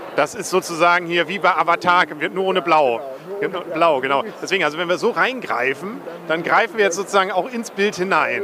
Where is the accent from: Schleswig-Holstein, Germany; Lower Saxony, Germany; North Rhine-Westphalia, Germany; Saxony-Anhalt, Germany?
Schleswig-Holstein, Germany; Kiel; für mich als Kieler